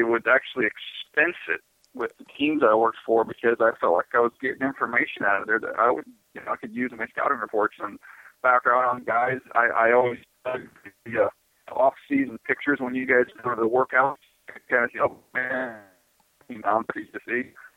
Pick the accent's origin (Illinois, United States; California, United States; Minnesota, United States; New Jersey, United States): California, United States; San Diego; I grew up in San Diego